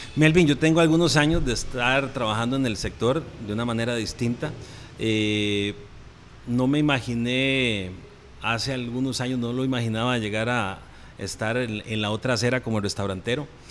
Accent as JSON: {"language": "Spanish", "town": "Santa Rosa de Oreamuno", "region": "Cartago", "country": "Costa Rica", "said": "Mi familia es de Cartago, nosotros somos de allá, de Santa Rosa de Oremuno, y somos productores también."}